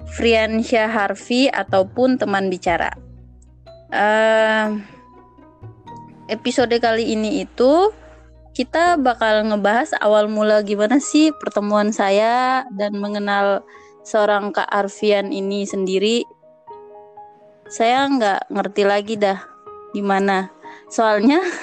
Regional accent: Ternate, North Maluku, Indonesia; Ternate, daerah saya

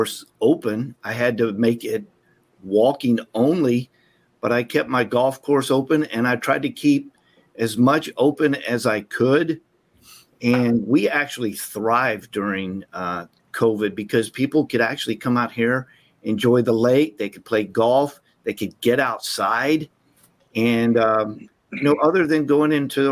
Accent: Texas, United States; Growing up in Texas

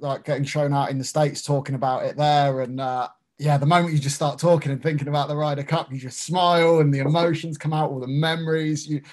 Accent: United Kingdom; I'm British

